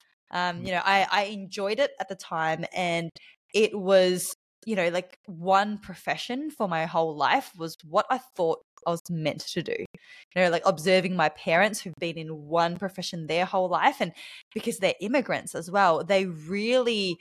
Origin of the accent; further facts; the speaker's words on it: Australia; accent: Australian; also born or lived in Bali; you may be able to tell from my accent that I am from Australia. So I am an Australian in Bali right now.